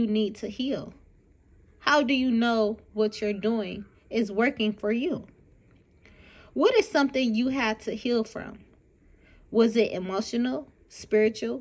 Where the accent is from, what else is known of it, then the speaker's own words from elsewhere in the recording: Detroit, Michigan, United States; I'm from Detroit, Michigan, born and raised